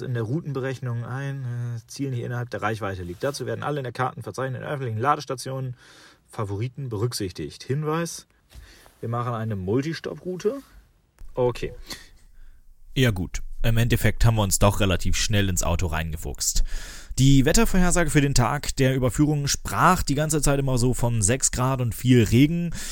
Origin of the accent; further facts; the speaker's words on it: Lower Saxony, Germany; bei uns in Niedersachsen